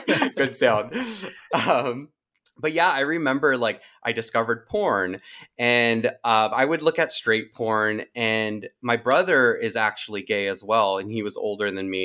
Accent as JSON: {"language": "English", "town": "Santa Barbara", "region": "California", "country": "United States", "tie": "born or raised there", "said": "I was born and raised in Santa Barbara"}